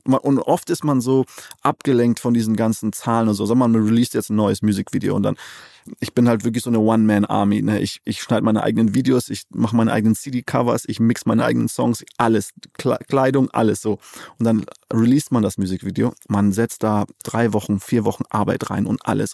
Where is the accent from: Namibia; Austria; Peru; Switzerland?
Namibia; moved away as an adult; now in Cologne, Germany; Namibia, da wo ich geboren bin, aufgewachsen bin